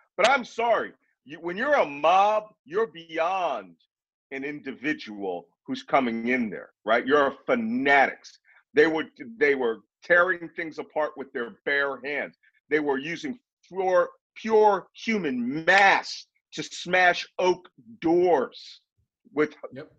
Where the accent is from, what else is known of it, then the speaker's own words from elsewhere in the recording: Philadelphia, Pennsylvania, United States; I'm from Philadelphia